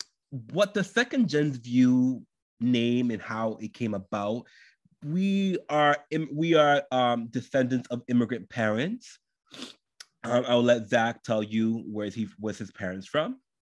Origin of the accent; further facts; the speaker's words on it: United States; Dominican Republic and I was born in, and they immigrated to the United States and therefore they had me and I was born and raised in the United States. So I would be considered first generation.